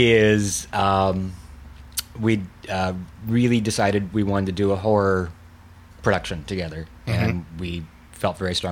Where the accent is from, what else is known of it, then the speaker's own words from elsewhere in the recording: Indiana, United States; We grew up in Indiana together